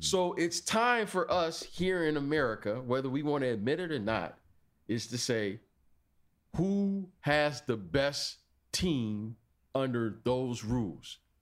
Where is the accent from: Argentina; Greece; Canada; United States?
United States; our mentality as Americans haven't changed. Oh, we're American